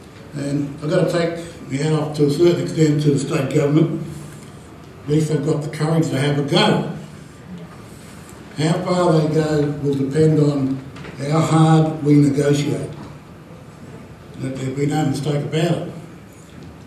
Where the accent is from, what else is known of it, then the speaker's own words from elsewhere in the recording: Wimmera area, Victoria, Australia; I'm from the Ops, Murray River, in the Wimmera area, including Bendigat.